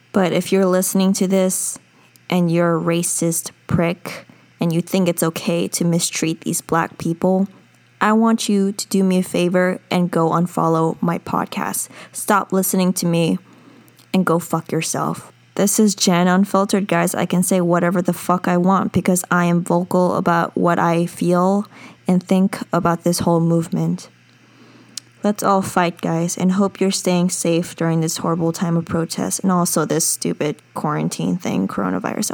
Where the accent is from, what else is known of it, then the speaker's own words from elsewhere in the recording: United States; I'm a Korean American. I'm an American citizen.